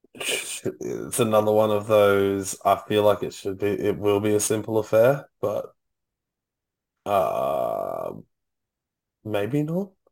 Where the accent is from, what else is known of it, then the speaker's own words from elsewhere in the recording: Gold Coast, Queensland, Australia; we grew up on the Gold Coast